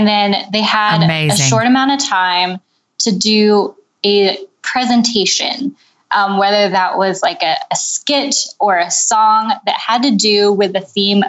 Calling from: Mechanicsburg, Pennsylvania, United States; I'm calling you from Mechanicsburg, Pennsylvania.

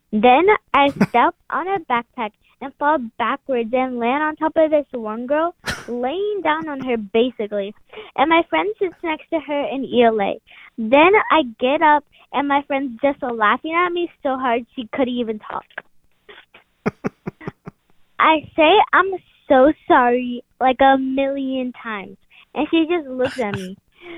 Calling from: Texas, United States; I'm calling for That Story Show. And … I'm from Texas.

